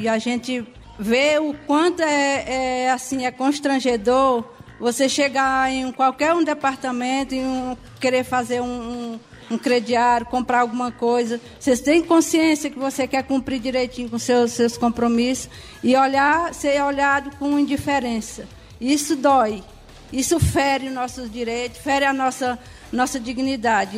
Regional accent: Ceará, Brazil; moved away as an adult; now in São Leopoldo, Brazil; Eu não sou daqui do sul, eu sou cearense. Moro aqui há cinco anos.

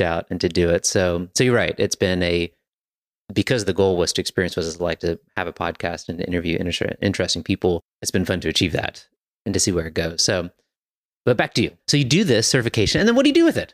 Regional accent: Virginia, United States; now in Hillsborough, United States; I grew up in Virginia

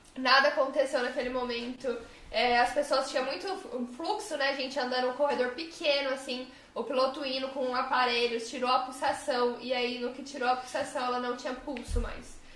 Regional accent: Brazil; moved away; also born or lived in United States; nós como brasileiros

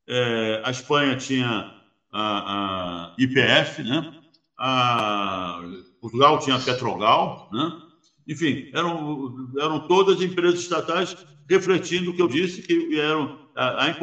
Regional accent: Rio Grande do Sul, Brazil; vocês sabem disso melhor do que eu, que sou gaúcho, né?

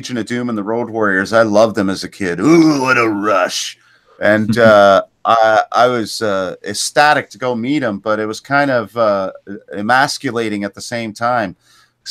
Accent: Canada; I'm Canadian

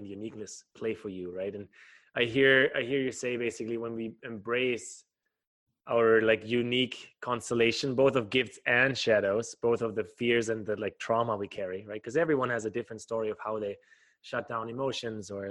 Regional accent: Germany; growing up in Germany myself

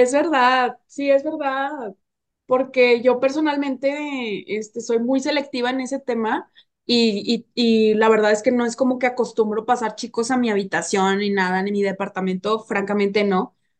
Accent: Nuevo León, Mexico; moved away; estuve en mi tierra, en Nuevo León

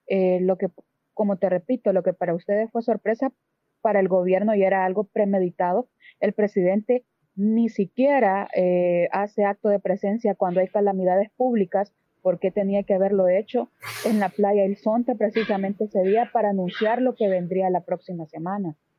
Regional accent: El Salvador; yo como salvadoreña

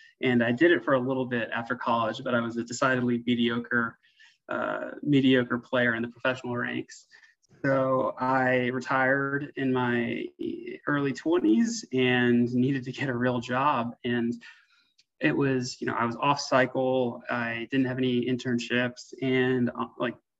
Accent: Mid-Atlantic, United States; I grew up in the Mid-Atlantic

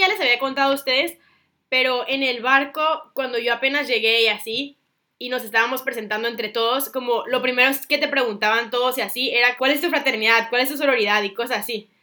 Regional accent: Mexico; moved away; also born or lived in Singapore; soy de México

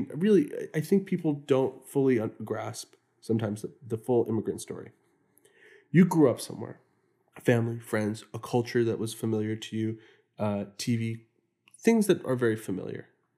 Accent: Houston, Texas, United States; The immigrant communities that I grew up in Houston, Texas, weren't more violent.

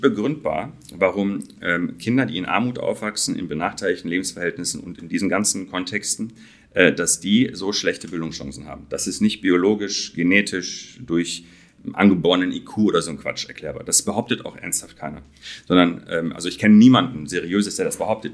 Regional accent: Dortmund, North Rhine-Westphalia, Germany; da komme ich her aus Dortmund

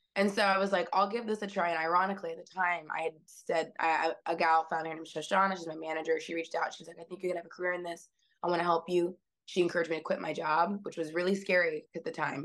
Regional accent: Seattle, Washington, United States; now in New York, United States; I grew up in West Seattle, Washington. I'm not from New York originally

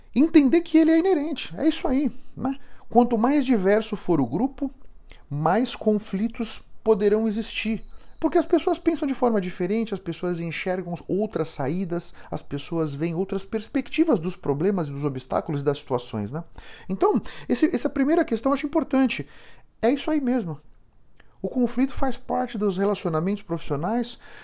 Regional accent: São Paulo, Brazil; Eu fui criado em Moema, aqui em São Paulo.

